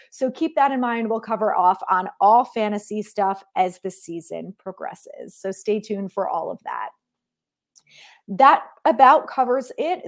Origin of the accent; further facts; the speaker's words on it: New Jersey, United States; I grew up in New Jersey